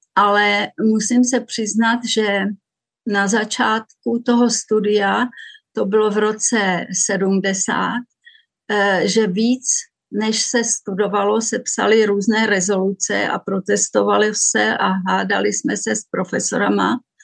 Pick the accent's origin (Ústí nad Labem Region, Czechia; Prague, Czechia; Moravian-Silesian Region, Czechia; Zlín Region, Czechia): Zlín Region, Czechia; Vsetín; moved away as an adult; also born or lived in Růžďka; now in Zurich, Switzerland; Tak já jsem se narodila na Vsetíně, na Valašsku a do sedmnácti let jsem žila v malé vesničce Růžďce, která je asi dvacet kilometrů od Vsetína